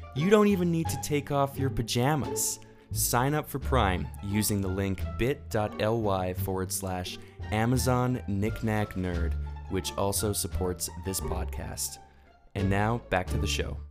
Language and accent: English; Canada; We're, we're both Canadian